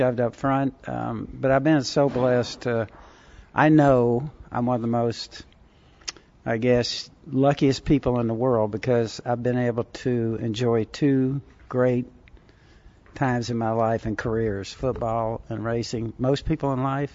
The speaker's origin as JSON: {"language": "English", "region": "Southern California", "country": "United States", "tie": "born or raised there"}